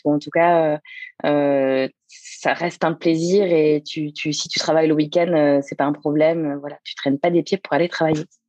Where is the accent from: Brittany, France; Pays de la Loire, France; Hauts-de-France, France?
Pays de la Loire, France; Le Mans; moved away as an adult; also born or lived in Angers / Toulouse / south of France; je suis originaire du Mans, puisque je suis née en, Sarthe, donc, euh, où j'ai vécu jusqu'à mes 18 ans